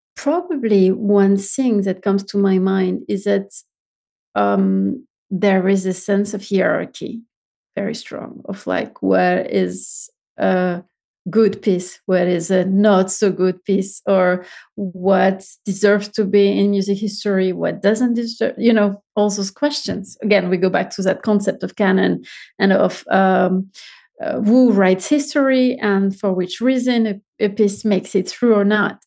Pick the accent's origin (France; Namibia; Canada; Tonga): France; Marseille, Provence-Alpes-Côte d'Azur; moved away as an adult; also born or lived in Paris / Vienna / Munich / Taipei; I'm French and so I was born in Marseille, which is south of, of France